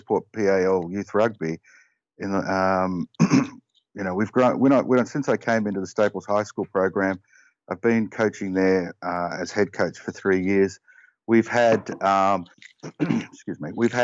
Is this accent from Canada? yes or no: no; Australia; now in Connecticut, United States; like any Aussie